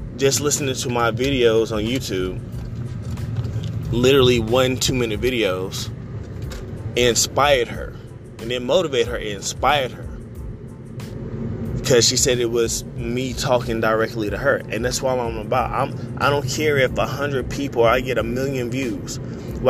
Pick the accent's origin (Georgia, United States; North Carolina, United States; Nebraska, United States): North Carolina, United States; Raleigh; I'm from Raleigh, North Carolina.